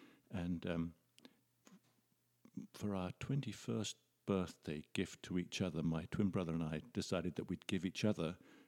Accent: England, United Kingdom; moved away as an adult; now in Canada; My accent belies me, I think. I came over from England when I was 25.

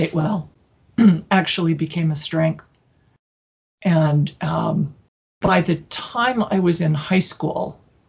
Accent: Salt Lake City, Utah, United States; moved away as an adult; also born or lived in Michigan / Ohio; I was born and raised here, born at LDS Hospital

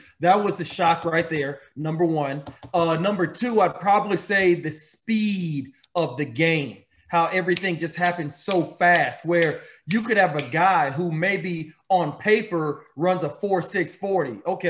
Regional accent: Austin, Texas, United States; in Austin, Texas, my hometown

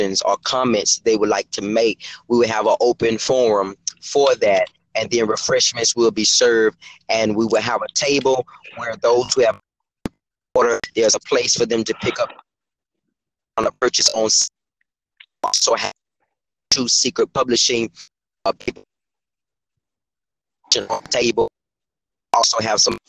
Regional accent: Thomasville, Georgia, United States; also born or lived in Savannah, Georgia; now in Jacksonville, United States; my hometown, the city of Thomasville, Georgia

